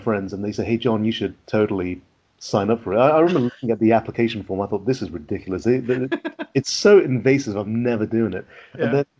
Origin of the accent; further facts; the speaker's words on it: West Midlands, United Kingdom; accent: West Midlands; now in Oxford, United Kingdom; Or since I moved to Oxford, I lost my accent from the West Midlands, so that's probably helped out a lot.